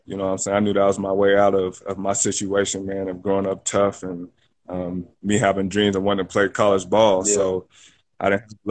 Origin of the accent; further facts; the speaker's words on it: Eureka, California, United States; Man, I'm from Northern Cali, man. I grew up in Eureka, California, way up there, way on the North Coast, man